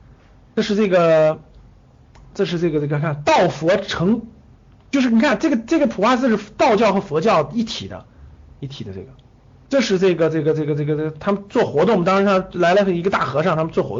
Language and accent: Chinese; Taiyuan, Shanxi, China; 我我我我我我就是山西人嘛，在太原长大的，